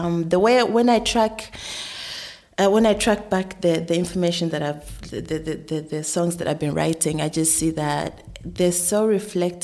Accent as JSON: {"language": "English", "country": "Uganda", "also_born_or_lived": "Sweden", "moved": "yes", "lives_now": "Berlin, Germany", "said": "I'm from Uganda originally"}